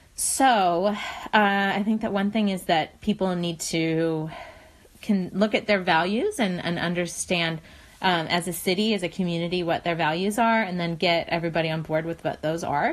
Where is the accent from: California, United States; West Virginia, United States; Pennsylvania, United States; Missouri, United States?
West Virginia, United States; moved away; I'm from West Virginia originally